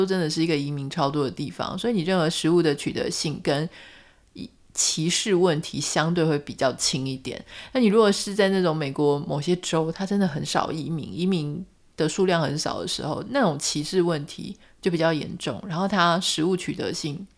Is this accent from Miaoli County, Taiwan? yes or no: no; Pingtung, Pingtung County, Taiwan; now in Taipei, Taiwan; 我突然发现，我们是一个屏东人被台北人问问题，